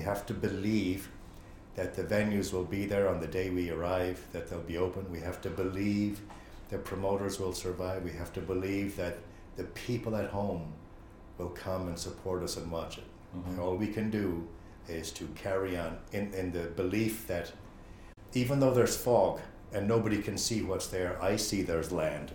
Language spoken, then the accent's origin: English; Chicago, Illinois, United States; now in Ireland; I grew up in Chicago